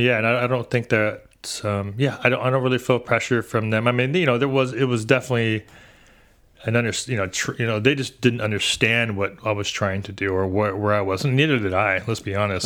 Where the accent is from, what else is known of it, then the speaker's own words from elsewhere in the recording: San Diego, California, United States; born and raised here in San Diego